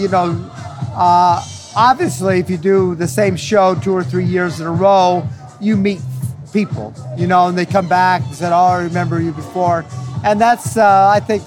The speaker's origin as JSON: {"language": "English", "town": "Grand Junction", "region": "Colorado", "country": "United States", "tie": "born or raised there", "said": "I grew up near the Colorado National Monument in outside of Grand Junction, Colorado"}